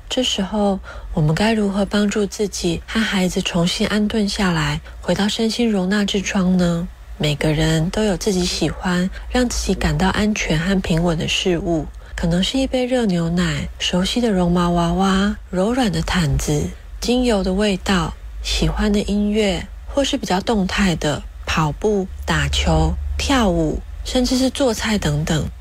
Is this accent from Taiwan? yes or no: yes; Taiwan; 我是来自台湾的智商心理师